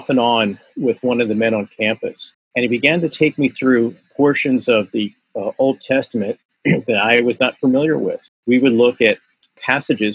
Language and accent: English; Philadelphia, Pennsylvania, United States; my background is that I grew up in South Philadelphia